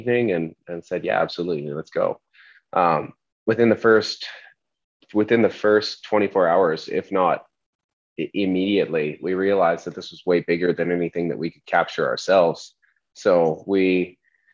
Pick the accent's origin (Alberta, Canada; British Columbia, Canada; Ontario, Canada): Alberta, Canada; Calgary; I'm from Calgary, Alberta